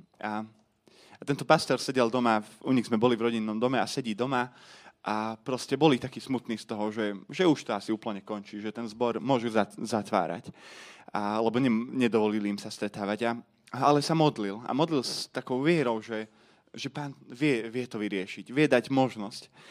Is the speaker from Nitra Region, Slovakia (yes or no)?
yes; Komárno, Nitra Region, Slovakia; som z Komárna